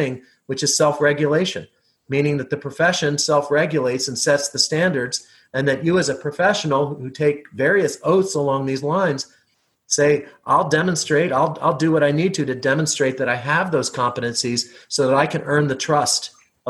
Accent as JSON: {"language": "English", "area": "near Philadelphia", "region": "Pennsylvania", "country": "United States", "tie": "born or raised there", "said": "I grew up in Pennsylvania, not too far from Philadelphia"}